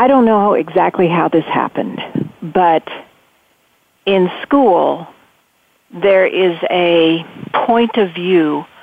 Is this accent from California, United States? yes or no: yes; Central California, United States; I grew up in Central California.